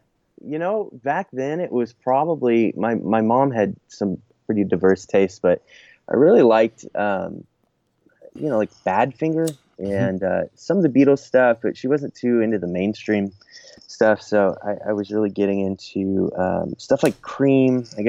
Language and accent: English; Washington, United States; also born or lived in Southern California / Nashville, Tennessee; No, I grew up, I was born in Washington State, and then traveled around a little bit. Spent some time in Southern California, and also about 20 years in Nashville, Tennessee.